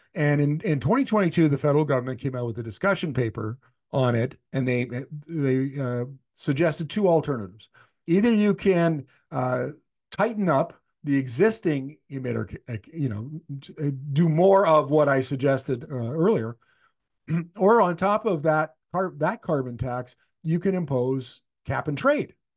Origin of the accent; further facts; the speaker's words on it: Canada; moved away; my hometown, which is eleven hundred kilometers north of Winnipeg, it's way up north